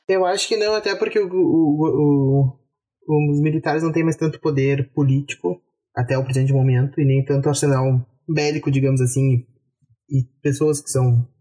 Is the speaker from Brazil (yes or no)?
yes; Brazil; a gente é brasileiro